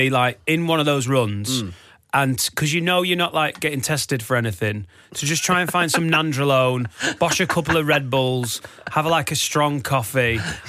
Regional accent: Preston, North West England, United Kingdom; I'm from Preston

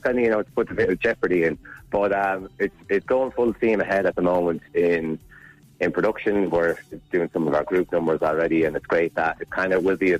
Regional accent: Kilkenny, Leinster, Ireland; when I was growing up in Kilkenny.

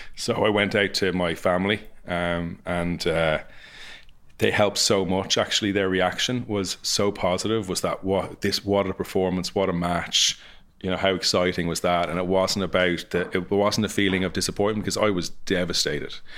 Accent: Ireland; coming from Ireland

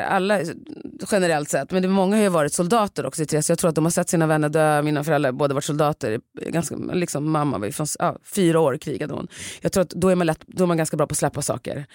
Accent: Sweden; jag är ändå uppvuxen i Sverige

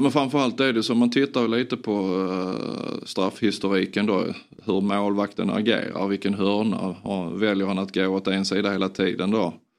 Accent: Sweden

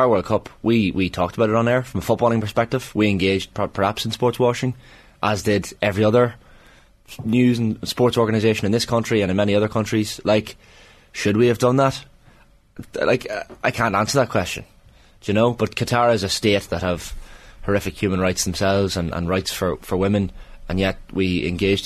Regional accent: Monaghan, Ulster, Ireland; my hometown of Monaghan

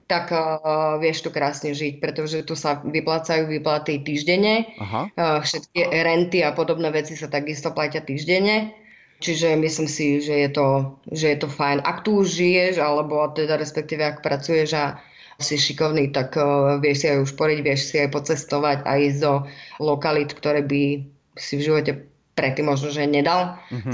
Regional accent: Spišská Nová Ves, Košice Region, Slovakia; moved away as an adult; now in Sydney, Australia; som zo Spiskej Novej Sy, uh-huh. Mhm. kde vlastne sme si prežili celú mladosť aj s mojimi súrodencami

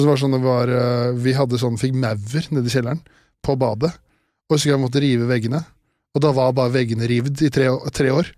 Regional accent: Årnes, Akershus, Norway; moved away; jeg er fra Årnes

